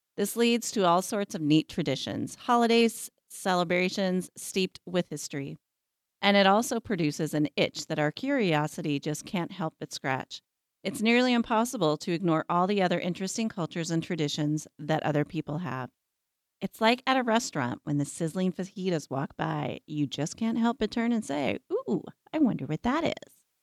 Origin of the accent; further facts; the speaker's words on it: Abilene, Kansas, United States; growing up as a white girl in Abilene, Kansas